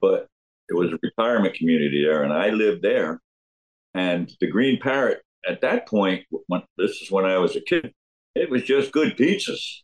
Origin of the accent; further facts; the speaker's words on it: Neptune, New Jersey, United States; now in Hamilton, United States; I grew up in Neptune. Went to Neptune High School.